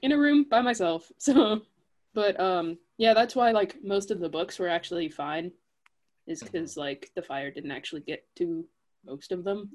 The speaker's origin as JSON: {"language": "English", "town": "Kansas City", "country": "United States", "tie": "born or raised there", "moved": "as an adult", "lives_now": "Manhattan, Kansas, United States", "said": "That's where I grew up"}